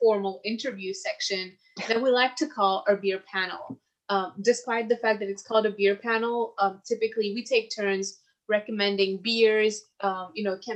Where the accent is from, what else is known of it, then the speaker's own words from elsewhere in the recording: Mauritius; now in Canada; I'm from Mauritius